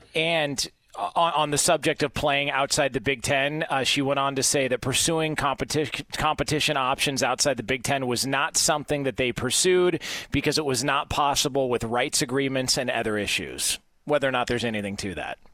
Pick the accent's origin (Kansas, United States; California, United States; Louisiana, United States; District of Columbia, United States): California, United States; Southern; I, I grew up in Southern California